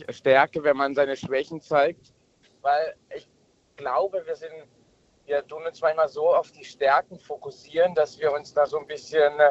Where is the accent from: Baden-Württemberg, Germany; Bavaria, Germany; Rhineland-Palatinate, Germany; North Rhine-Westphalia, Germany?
Baden-Württemberg, Germany; Äh, ich komme aus Baden-Württemberg.